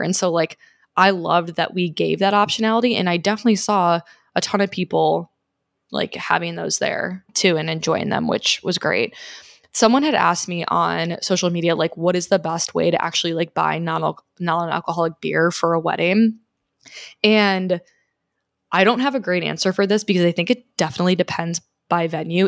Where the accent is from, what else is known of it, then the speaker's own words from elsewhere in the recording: Chicago, Illinois, United States; moved away; also born or lived in Scottsdale; I'm originally from Chicago.